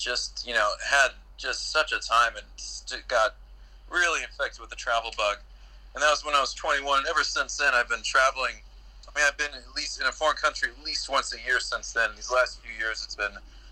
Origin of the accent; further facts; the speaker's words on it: Kansas, United States; now in Los Angeles, United States; I'm originally from Kansas, but I currently reside near Los Angeles, California